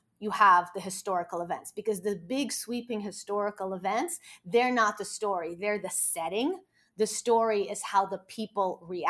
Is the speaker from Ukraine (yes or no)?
yes; Odesa, Odesa Oblast, Ukraine; moved away; I was born in Odessa. My parents lived their lives until their 30s in Odessa.